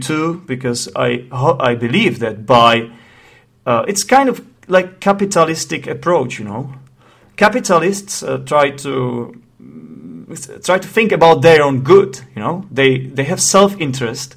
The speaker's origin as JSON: {"language": "English", "country": "Czechia", "accent": "Czech", "second_language": "English", "said": "the Czech Republic, which is the country I am from. Yes, that's right, I'm Czech, in case you haven't noticed my accent."}